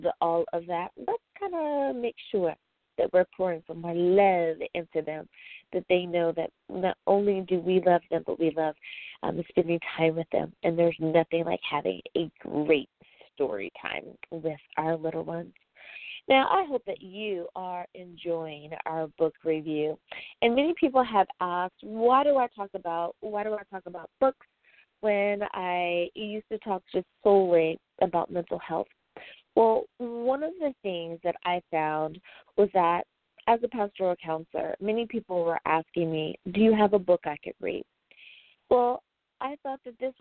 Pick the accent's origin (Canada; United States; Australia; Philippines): United States; my home country, the U.S. of A.